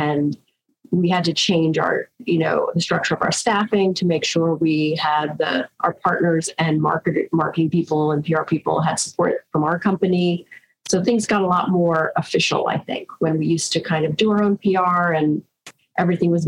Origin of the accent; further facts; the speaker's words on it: New York, United States; we're from New York